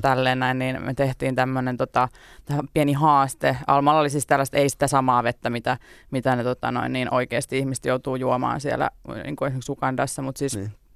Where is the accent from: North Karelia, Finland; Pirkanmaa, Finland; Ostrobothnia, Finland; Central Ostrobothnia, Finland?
Pirkanmaa, Finland; Tampere; moved away as an adult; 21 vuotta ehdin asua niin. Tampereella. Ää, ja tota, se on edelleen rakas kotikaupunki